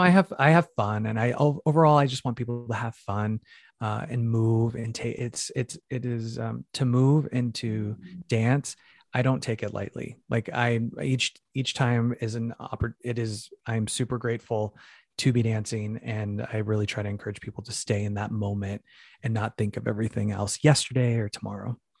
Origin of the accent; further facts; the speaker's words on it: Phoenix, Arizona, United States; moved away; I'm from Phoenix, Arizona originally, uh, Mexican American